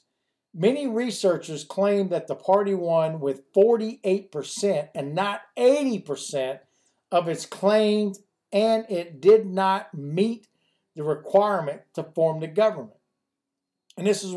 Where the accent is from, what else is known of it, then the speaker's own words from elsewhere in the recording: United States; as American citizens